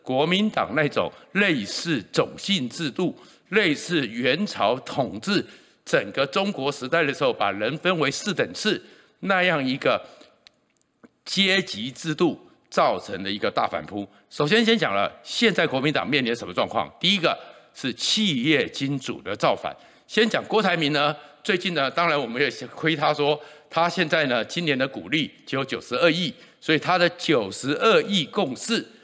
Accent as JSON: {"language": "Chinese", "country": "Taiwan", "tie": "born or raised there", "said": "我是全中华民国在台湾出生率最高的那一年"}